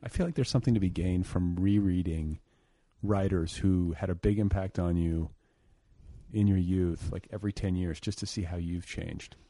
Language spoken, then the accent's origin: English; Indiana, United States; now in Los Angeles, United States; I was from Indiana